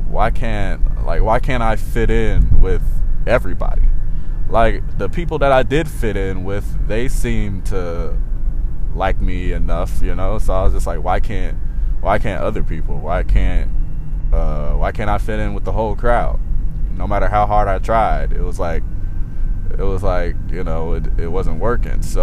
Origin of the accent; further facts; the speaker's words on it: Trotwood, Ohio, United States; I grew up a little bit outside of Dayton in a place called Trotwood